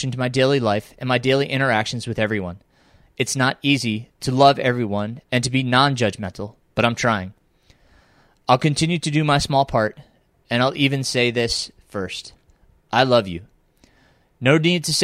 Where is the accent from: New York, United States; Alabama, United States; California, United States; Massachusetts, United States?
New York, United States; Middletown; also born or lived in Pine Bush, New York; now in North Carolina, United States; we moved to Middletown in my elementary years